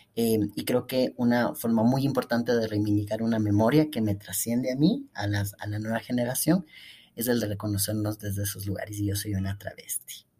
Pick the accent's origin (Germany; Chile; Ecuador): Ecuador; La Universidad Central, donde yo estudié, em, acoge a más de 50.000 estudiantes en el periodo en el que yo estaba. Y lo que vendría a ser en mi país